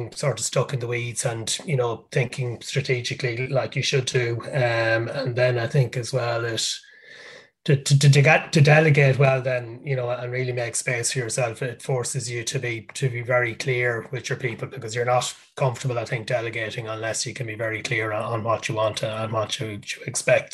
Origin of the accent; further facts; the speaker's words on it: Ireland; I'm from Ireland